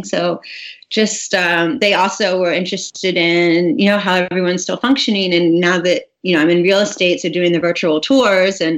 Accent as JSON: {"language": "English", "town": "St. Simons Island", "region": "Georgia", "country": "United States", "tie": "born or raised there", "also_born_or_lived": "Atlanta, Georgia / Charleston, South Carolina / Santa Barbara, California", "moved": "as an adult", "lives_now": "Los Angeles area, United States", "said": "I grew up on a little island called St. Simons, and it's just below Hilton Head"}